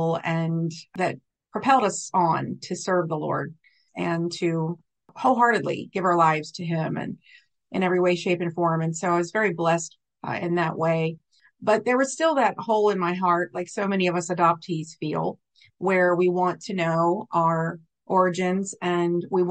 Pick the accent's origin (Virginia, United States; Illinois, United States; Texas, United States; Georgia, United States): Virginia, United States; Richmond; also born or lived in Norfolk, Virginia; brought back to Richmond, where I was adopted